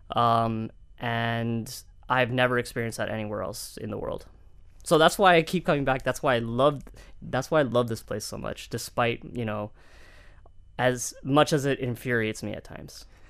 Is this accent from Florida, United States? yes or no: yes; Miami, Florida, United States; also born or lived in Coral Gables; born and raised in Miami